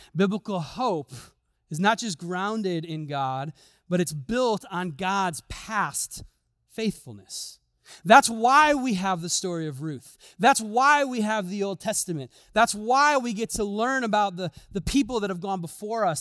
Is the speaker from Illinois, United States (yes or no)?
yes; Chicago, Illinois, United States; moved away; I'm from Chicago